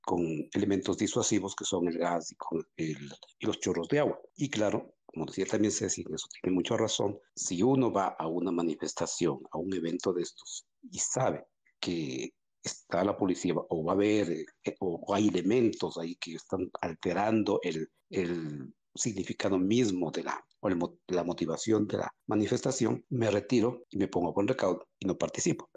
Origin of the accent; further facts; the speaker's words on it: Quito, Pichincha, Ecuador; como quiteño